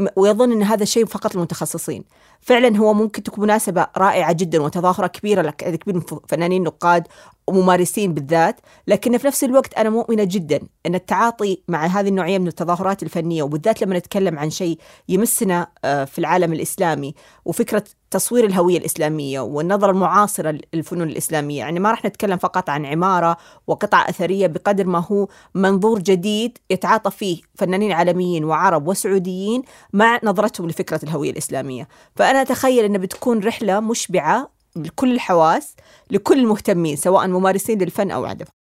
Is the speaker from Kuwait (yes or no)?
no; Saudi Arabia; إحنا كسعوديين